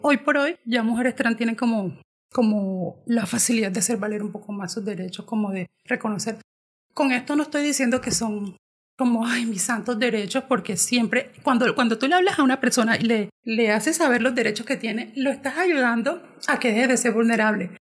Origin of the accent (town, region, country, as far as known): Colombia